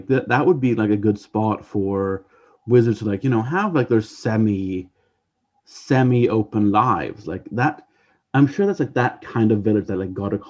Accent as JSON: {"language": "English", "town": "Nelson", "region": "British Columbia", "country": "Canada", "tie": "born or raised there", "moved": "yes", "said": "I grew up there."}